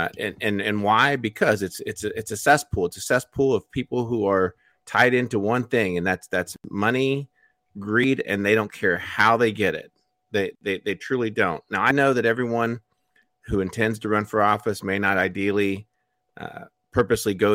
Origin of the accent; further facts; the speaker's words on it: United States; I'm American